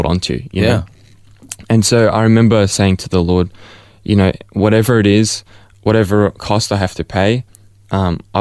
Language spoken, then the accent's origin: English; Melbourne, Victoria, Australia; I was born here in Ferntree Gully, close by, in Upper Ferntree Gully at the Angles. And so I've been born and raised as a Melbourneite for my whole life